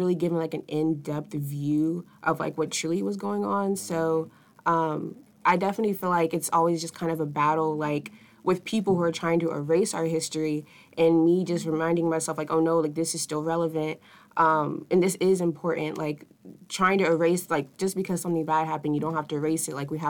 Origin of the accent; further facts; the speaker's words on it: North Carolina, United States; I'm from here. I'm from North Carolina.